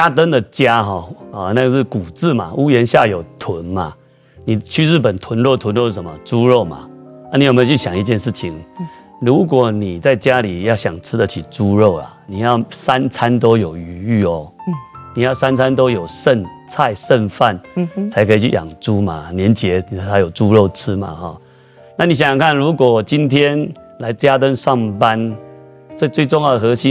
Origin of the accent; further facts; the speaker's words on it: Sanchong, New Taipei, Taiwan; 因为我来自三重的模具界的黑手老板嘛，